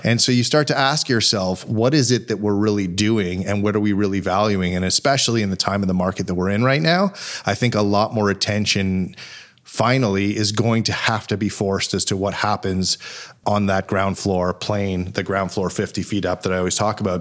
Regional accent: Montreal, Quebec, Canada; moved away as an adult; now in Toronto, Canada; growing up in Montreal, truly fortunate to, to grow up in a city that was so small

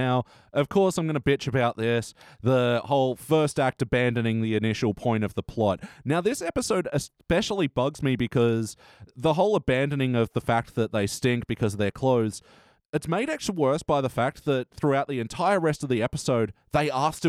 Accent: New York, United States; I'm from New York as well.

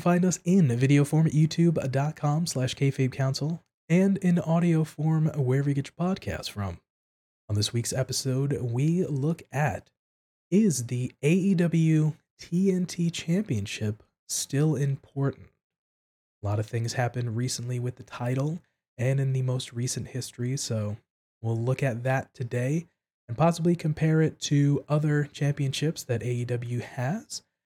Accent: East Coast of the United States, United States; moved away; I'm originally from the East Coast of the United States

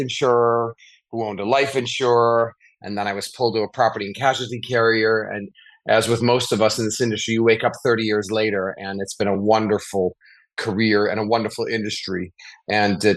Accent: Chicago, Illinois, United States; I grew up in Chicago.

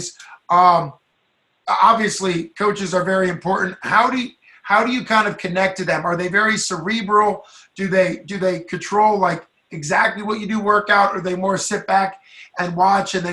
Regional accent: Pennsylvania, United States; I'm from Pennsylvania, and 6 hours is the entire state

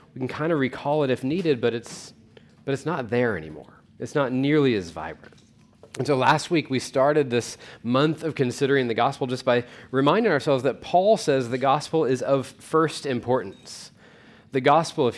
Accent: Weatherford, United States; I grew up in Weatherford

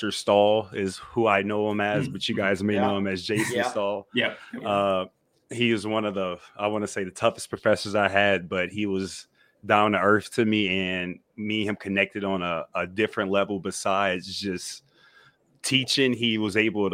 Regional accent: Perryville, Louisiana, United States; moved away as an adult; also born or lived in Minnesota; I'm from Perryville, Louisiana. I played football at Dutchtown High School

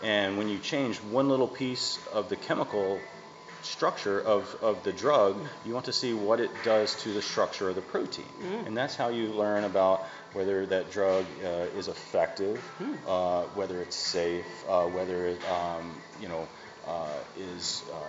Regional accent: Tennessee, United States; now in Connecticut, United States

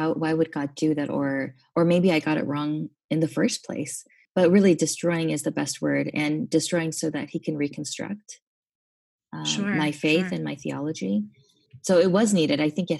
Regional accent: Kazakhstan; now in United States; I mentioned I grew up overseas. I grew up in Kazakhstan

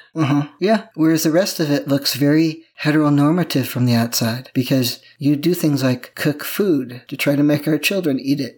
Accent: Midwest, United States; moved away; I grew up in the Midwest where things actually grow

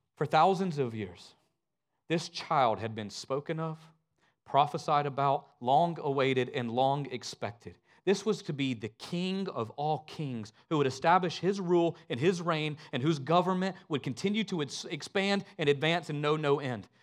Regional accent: Northwest Georgia, United States; moved away as an adult; now in Richmond Hill, Georgia, United States; I'm from a really small town in Northwest Georgia

